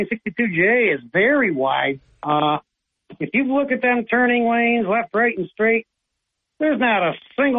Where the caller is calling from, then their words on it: Owego, New York, United States; I'll be … from Owego, Bob.